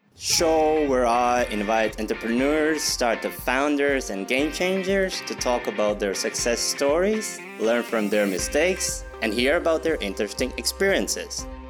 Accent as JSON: {"language": "English", "country": "Latvia", "moved": "yes", "said": "I'm originally from Latvia"}